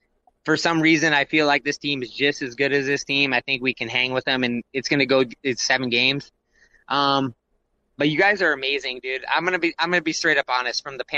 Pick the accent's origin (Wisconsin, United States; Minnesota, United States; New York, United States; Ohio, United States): Minnesota, United States; Minneapolis–Saint Paul; I was born in the Twin Cities